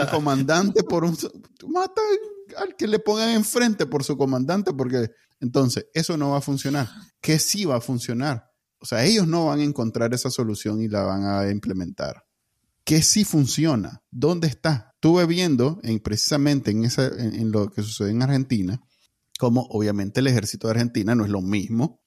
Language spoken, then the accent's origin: Spanish; Nicaragua; moved away as an adult; yo me fui de Nicaragua es por el miedo a que me pegaran mi balazo